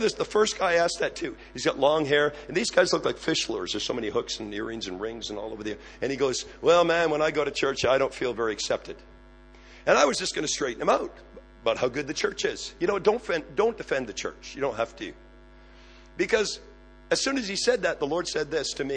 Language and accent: English; Canada; I am Canadian. I just look American